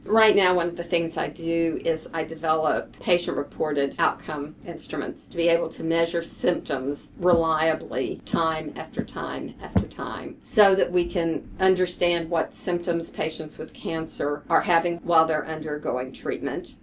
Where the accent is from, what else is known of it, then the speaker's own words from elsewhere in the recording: Lexington, Kentucky, United States; now in Houston, United States; I was born and raised in Lexington